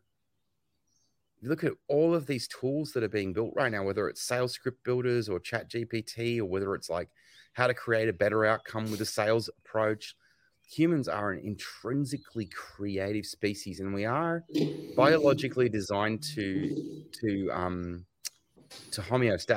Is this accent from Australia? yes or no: yes; Australia; also born or lived in United States; I live in Australia, but I was born in America, and I'm a little bit American in my sensibilities